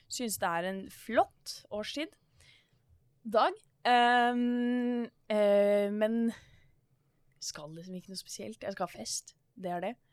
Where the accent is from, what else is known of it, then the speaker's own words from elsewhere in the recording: Bærum, Akershus, Norway; born there; Og det er ikke fordi jeg er fra Bærum, dog født der.